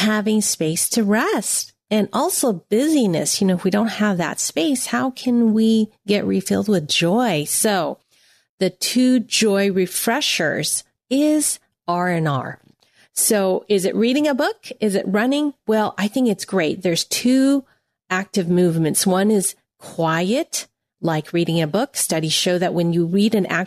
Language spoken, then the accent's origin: English; United States; I'm Chinese American